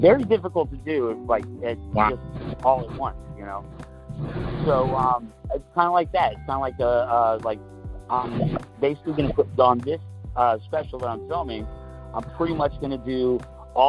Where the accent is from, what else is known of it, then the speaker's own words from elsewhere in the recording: Florida, United States; moved away as an adult; also born or lived in New York City; I currently live back in my, you know, where I grew up in Florida